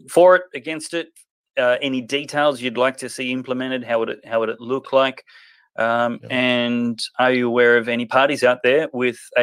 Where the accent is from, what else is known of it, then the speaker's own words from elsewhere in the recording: Queensland, Australia; your and my home state of Queensland